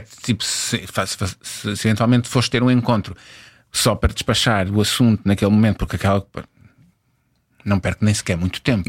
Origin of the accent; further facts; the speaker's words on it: Angola; Eu nasci em Angola